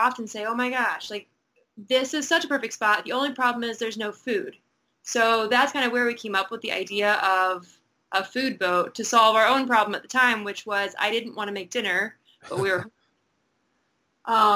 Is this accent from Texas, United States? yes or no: no; Indiana, United States; now in US Virgin Islands; I'm originally from Indiana